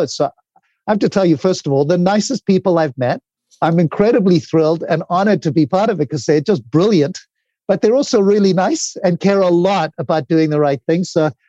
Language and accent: English; Zimbabwe; moved away; when I came from Zimbabwe, I'd built two companies.